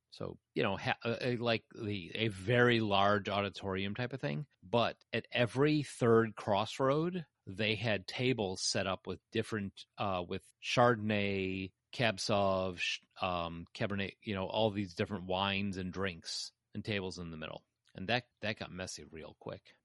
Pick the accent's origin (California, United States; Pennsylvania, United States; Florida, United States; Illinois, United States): Illinois, United States; Chicago; I'm a Chicagoan.